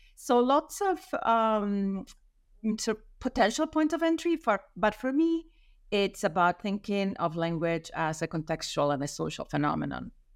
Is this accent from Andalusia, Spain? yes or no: no; Madrid, Community of Madrid, Spain; moved away as an adult; also born or lived in United States; I'm from Madrid